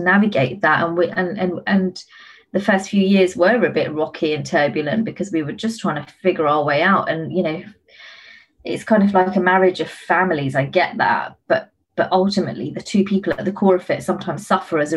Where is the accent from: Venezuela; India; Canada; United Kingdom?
United Kingdom; Being a British Asian is really sort of a constant flip between, you know, your Western life and your Eastern cultural roots